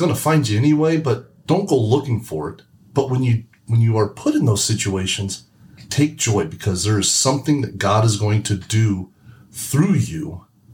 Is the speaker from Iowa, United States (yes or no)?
no; Indiana, United States; we're from Indiana